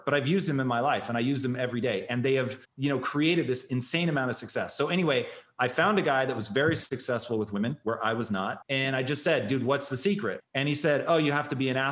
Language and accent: English; Tacoma, Washington, United States; I grew up in Tacoma